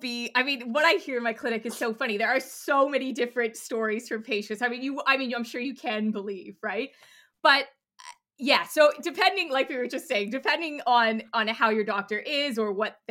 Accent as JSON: {"language": "English", "country": "Canada", "moved": "yes", "lives_now": "United Kingdom", "said": "I'm Canadian, so I tend to say doctor before GP, but we're here in the UK."}